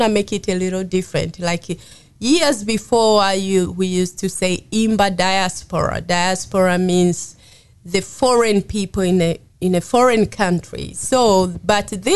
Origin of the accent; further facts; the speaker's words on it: Tanzania; moved away as an adult; now in Winston-Salem, United States; I'm from Tanzania, East Africa, and I've been here since for 20 plus years now in Winston-Salem.